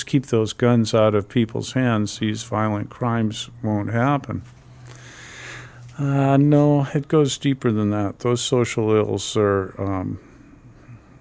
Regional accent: Boston, Massachusetts, United States; I was born and raised in Boston, Massachusetts.

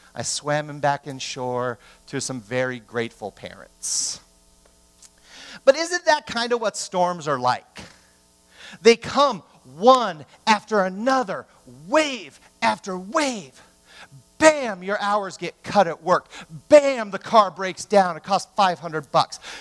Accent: Southern California, United States; I grew up in Southern California

